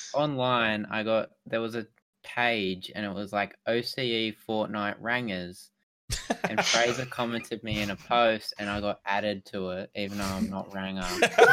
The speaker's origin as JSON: {"language": "English", "country": "Australia", "said": "we're all from Australia"}